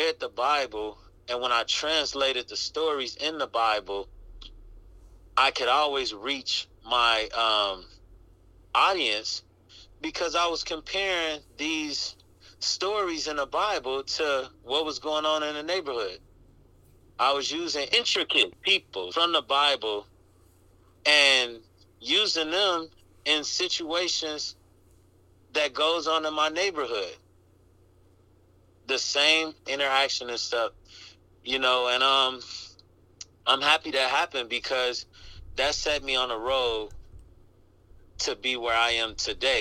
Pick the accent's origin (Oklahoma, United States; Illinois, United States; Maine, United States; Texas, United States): Illinois, United States; Chicago; born or raised there; now in Los Angeles, United States